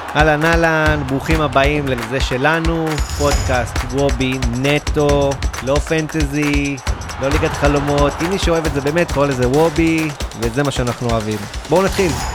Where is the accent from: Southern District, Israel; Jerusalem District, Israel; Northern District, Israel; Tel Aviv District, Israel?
Jerusalem District, Israel; Jerusalem; אני גם ירושלמי, באתי עכשיו מירושלים